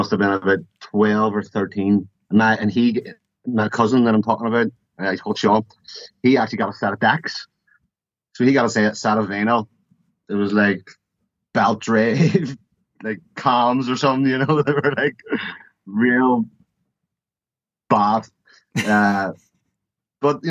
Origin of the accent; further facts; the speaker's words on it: Belfast, Northern Ireland, United Kingdom; now in Newcastle, United Kingdom; I'm from Belfast, born and bred, and that's where I've always lived